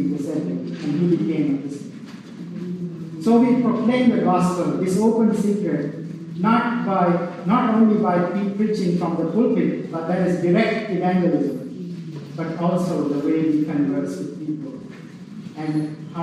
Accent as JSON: {"language": "English", "country": "Sri Lanka", "tie": "born or raised there", "moved": "yes", "lives_now": "United States", "said": "I grew up in Sri Lanka, and I went to an Anglican school, high school"}